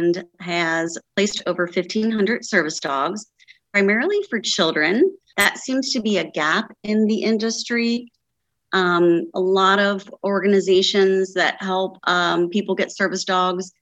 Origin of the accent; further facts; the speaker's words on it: Cincinnati, Ohio, United States; moved away as an adult; now in Northern Kentucky, United States; So I grew up in the Cincinnati, Ohio area